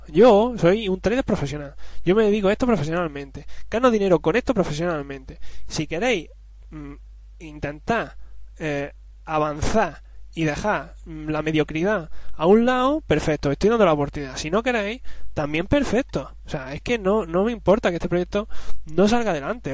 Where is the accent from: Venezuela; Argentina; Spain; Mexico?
Spain; Yo soy español.